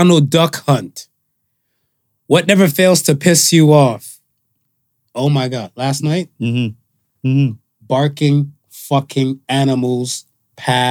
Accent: Canada; we're Canadian

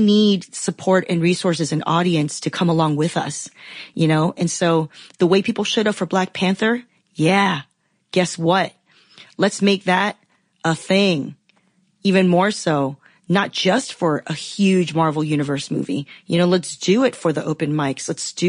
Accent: Taiwan; I'm from Taiwan, you know, Chinese

